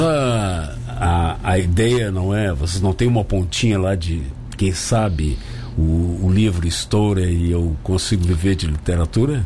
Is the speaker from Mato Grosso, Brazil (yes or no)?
no; Rio Grande do Sul, Brazil; now in Tubarão, Brazil; eu sou gaúcho, morei muitos anos lá